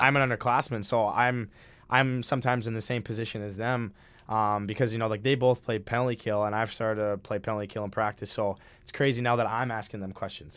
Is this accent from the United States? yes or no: yes; Minnesota, United States; I'm from Minnesota